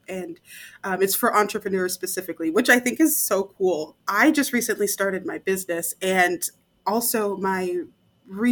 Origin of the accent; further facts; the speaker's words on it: Nebraska, United States; I'm from the middle of the United States, Nebraska.